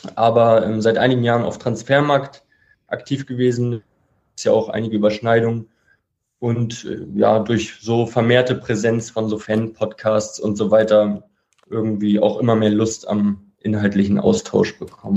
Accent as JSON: {"language": "German", "region": "Hamburg", "country": "Germany", "said": "26 Jahre alt und aus Hamburg"}